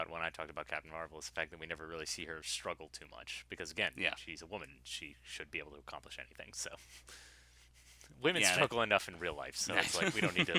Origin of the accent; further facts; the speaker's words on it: Massachusetts, United States; we grew up in Massachusetts. We were level-headed Christians.